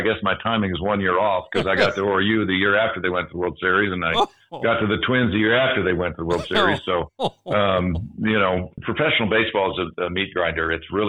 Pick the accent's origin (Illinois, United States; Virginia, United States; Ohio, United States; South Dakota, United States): South Dakota, United States; Rapid City; also born or lived in Tulsa, Oklahoma; I'm from Rapid City, South Dakota